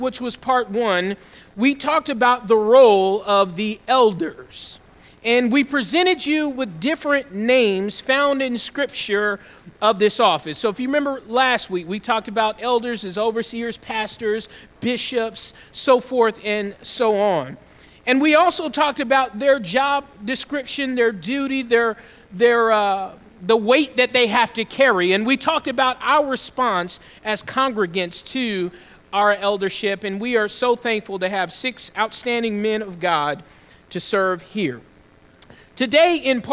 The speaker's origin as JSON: {"language": "English", "region": "Southeast Georgia", "country": "United States", "tie": "born or raised there", "also_born_or_lived": "Atlanta, Georgia", "moved": "yes", "said": "I'm a Southern boy. I grew up in Southeast Georgia"}